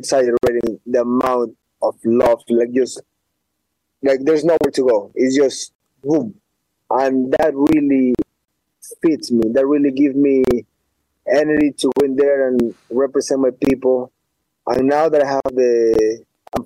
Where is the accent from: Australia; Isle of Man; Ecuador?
Ecuador; moved away; I'm from Ecuador